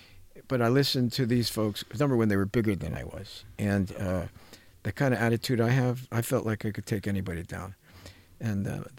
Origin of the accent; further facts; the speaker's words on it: New Jersey, United States; moved away; When I came from New Jersey to California, I looked at the world of therapists and whatever